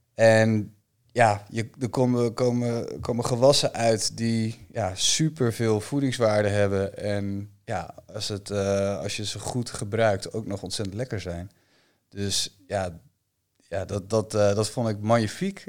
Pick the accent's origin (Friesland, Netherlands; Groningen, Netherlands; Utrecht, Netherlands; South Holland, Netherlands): Friesland, Netherlands; Bakkeveen; mijn, mijn geboortedorp